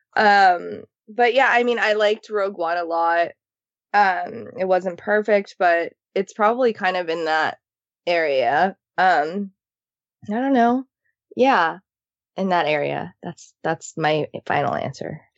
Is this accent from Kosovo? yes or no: no; Japan; now in Los Angeles, United States; growing up in Japan